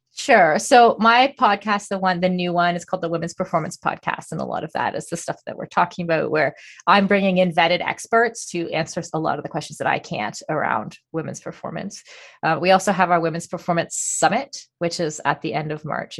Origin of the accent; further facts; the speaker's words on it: Canada; I'm Canadian